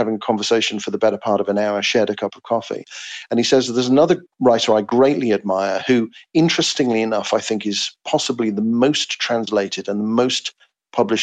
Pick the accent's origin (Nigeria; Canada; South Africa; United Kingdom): United Kingdom; England; writing as an Englishman